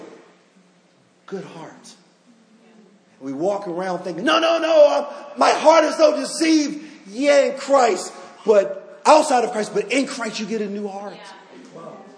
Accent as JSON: {"language": "English", "town": "Baltimore", "region": "Maryland", "country": "United States", "tie": "born or raised there", "said": "I'm from Baltimore"}